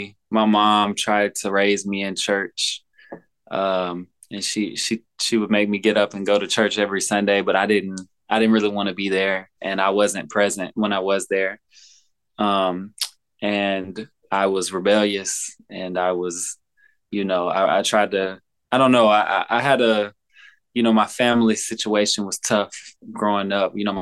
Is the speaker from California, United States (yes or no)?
no; Olive Branch, Mississippi, United States; also born or lived in Memphis, Tennessee; I grew up in Mississippi, like right on the border of Memphis. It's called Olive Branch.